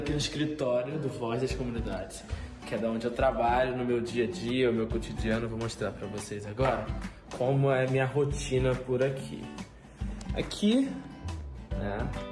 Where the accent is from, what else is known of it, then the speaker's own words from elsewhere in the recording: Rio de Janeiro, Brazil; É a vista do Morro da Deus, que é a favela onde eu moro, onde eu nasci, fui criado, minha família toda mora aqui também.